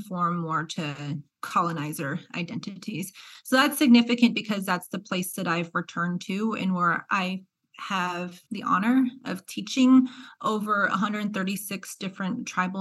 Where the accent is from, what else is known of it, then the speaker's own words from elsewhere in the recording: Albuquerque, New Mexico, United States; moved away as an adult; also born or lived in Davis, California; now in Kansas, United States; I grew up in Albuquerque. So I'm from the Southwest.